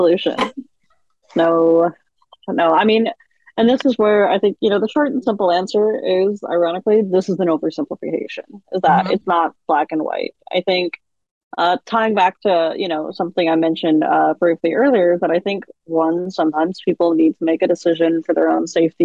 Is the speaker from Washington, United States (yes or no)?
yes; Seattle, Washington, United States; I grew up in Seattle